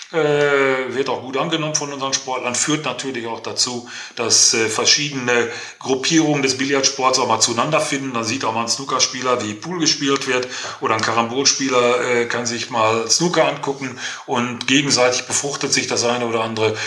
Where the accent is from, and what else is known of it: Herne, North Rhine-Westphalia, Germany; born or raised there